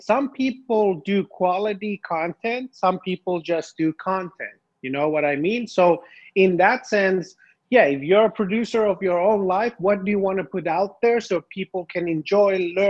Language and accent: English; Finland; moved away as an adult; also born or lived in Tehran, Iran; I was born in Iran, Tehran, and my whole family moved to Finland. I think I was like 4 years old.